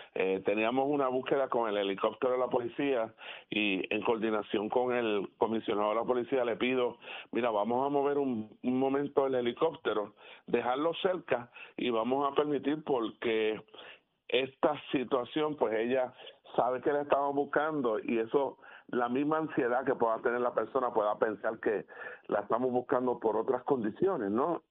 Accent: Puerto Rico; como puertorriqueños

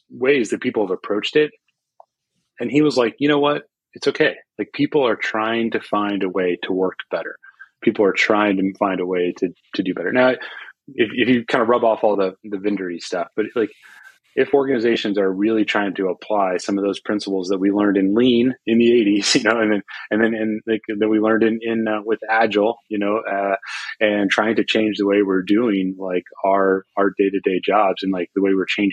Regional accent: Austin, Texas, United States; here in Austin, or my hometown

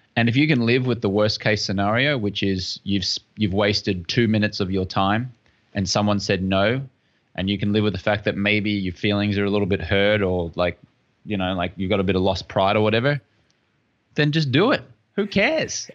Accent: Brisbane, Queensland, Australia; moved away as an adult; also born or lived in London, England; I'm from Brisbane, Australia

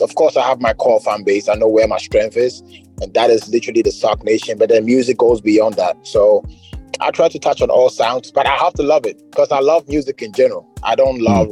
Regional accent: Ghana; as a Ghanaian

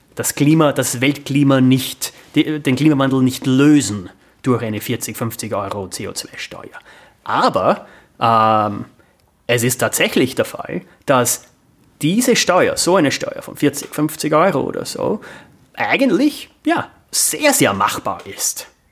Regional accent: Amstetten, Lower Austria, Austria; moved away as an adult; now in New York, United States; ich bin in Amstetten aufgewachsen

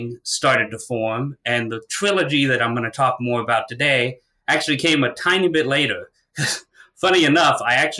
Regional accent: St. Petersburg, Florida, United States; I was born and raised in St. Pete, Florida.

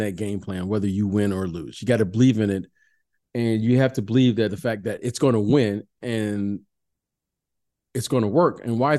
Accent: California, United States; I'm from the Bay Area.

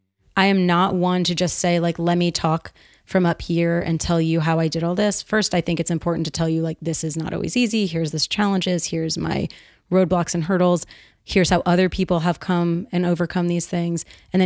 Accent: Northeast, United States; I'm a straight shooter. I'm from the Northeast.

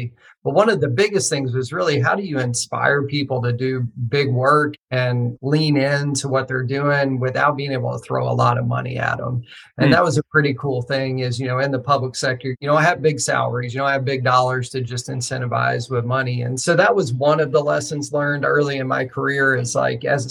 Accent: rural Western Kentucky, United States; I grew up in Kentucky, actually, rural Western Kentucky.

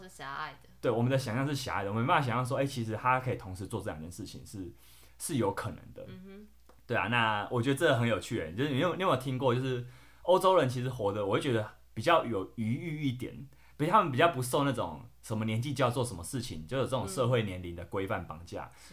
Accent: Taiwan; 我们台湾人

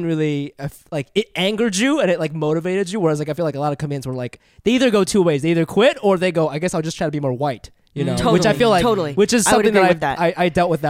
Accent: Ohio, United States; also born or lived in Japan; I came here in the second grade. But I grew up in Ohio.

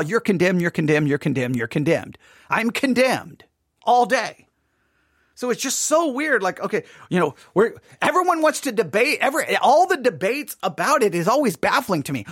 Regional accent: West Texas, United States; I'm from West Texas

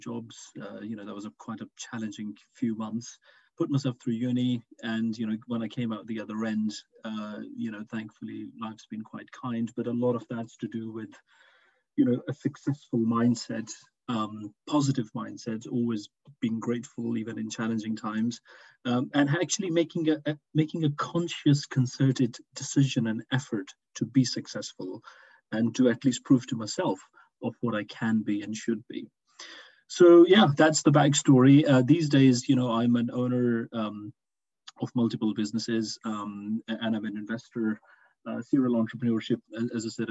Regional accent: Pakistan; I was born and raised in Pakistan.

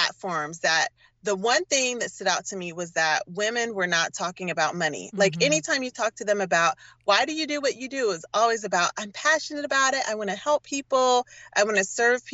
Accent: Durham, North Carolina, United States; moved away as an adult; also born or lived in Philadelphia, Pennsylvania; now in Oakland, United States; originally, I am from North Carolina, from Durham, North Carolina.

